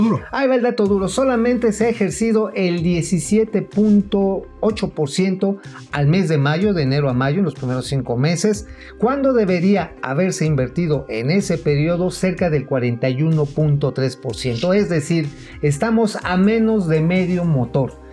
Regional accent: Mexico; como mexicanos

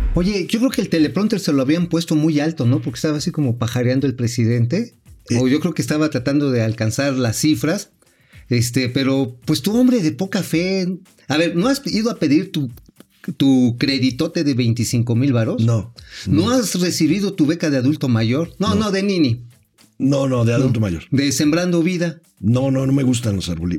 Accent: Tula, Hidalgo, Mexico; yo soy de oriundo de allá de los pueblos hidalguenses

